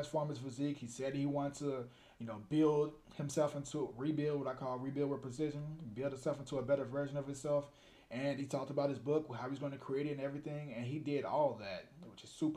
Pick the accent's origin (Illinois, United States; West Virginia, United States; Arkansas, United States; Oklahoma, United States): Illinois, United States; Chicago; I'm from the West Side